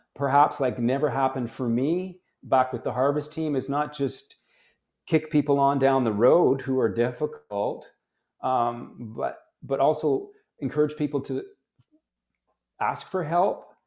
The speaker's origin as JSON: {"language": "English", "country": "Canada", "tie": "born or raised there", "said": "I was born in Canada"}